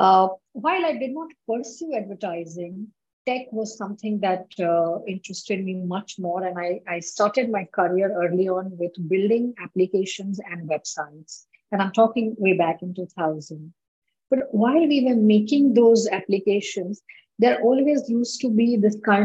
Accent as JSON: {"language": "English", "country": "India", "said": "in my country, I'm from India"}